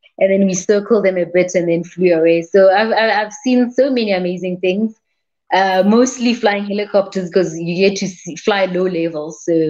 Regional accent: South Africa; I'm from South Africa, which basically the south of Africa.

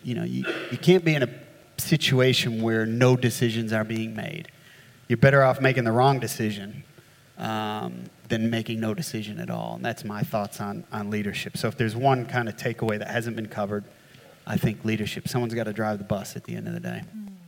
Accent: New York, United States; now in Australia; as you can tell from my accent, uh, I grew up in the States, um, not in New Orleans, but uh, up in redneck New York

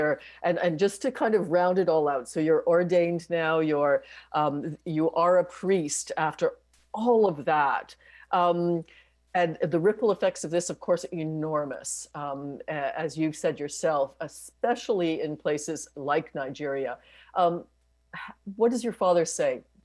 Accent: Canada; as a Canadian

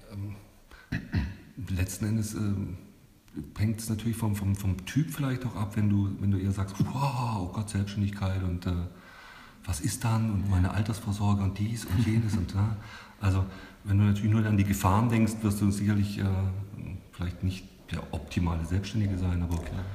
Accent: Stuttgart, Baden-Württemberg, Germany; moved away as an adult; now in Nuremberg, Germany; ich komme aus Stuttgart

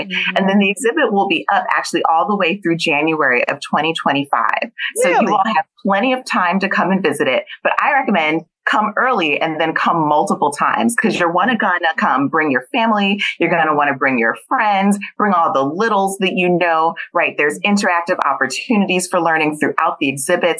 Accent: Philadelphia, Pennsylvania, United States; I was born and raised in Philadelphia

